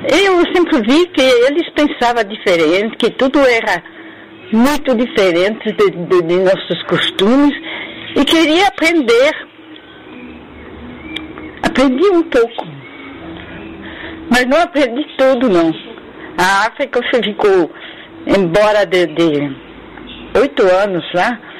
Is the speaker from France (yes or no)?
yes; France; Portuguese is a second language; also born or lived in Morocco; Eu nasci no Marrocos, mas não por, por eles de, de, de, eh, morar lá, é, por... É, é, negócio de serviço do meu pai. Não, não, não lembro de nada.